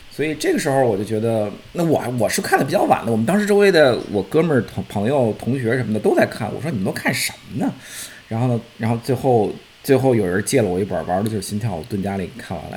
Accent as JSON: {"language": "Chinese", "region": "Beijing", "country": "China", "said": "因为我是北京人"}